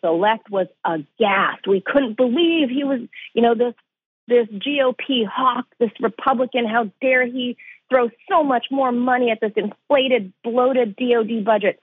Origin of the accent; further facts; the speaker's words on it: California, United States; tent cities everywhere across my hometown.